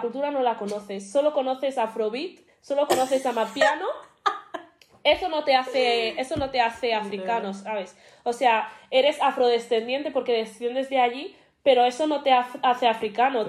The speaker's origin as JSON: {"language": "Spanish", "town": "Madrid", "region": "Community of Madrid", "country": "Spain", "also_born_or_lived": "Nigeria", "accent": "Madrid", "said": "tengo acento de Madrid, eh, vivo aquí toda mi vida"}